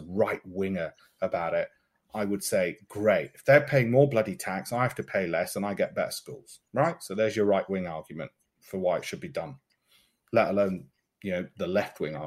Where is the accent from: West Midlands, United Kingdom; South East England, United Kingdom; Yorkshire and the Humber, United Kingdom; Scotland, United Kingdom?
Yorkshire and the Humber, United Kingdom; Leeds; So where I came from in Leeds and grew up in Armley